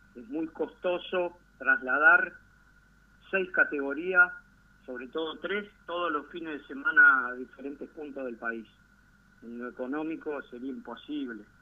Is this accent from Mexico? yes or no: no; Gualeguaychú, Entre Ríos, Argentina; Estoy en Gualeguaychú, mi ciudad natal